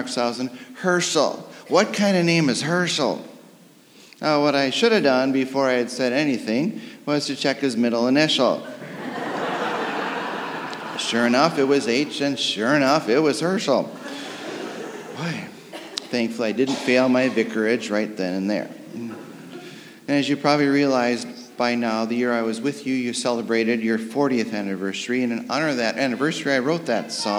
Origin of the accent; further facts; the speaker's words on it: Detroit, Michigan, United States; moved away; also born or lived in Ann Arbor, Michigan / St. Louis, Missouri; born and raised in Detroit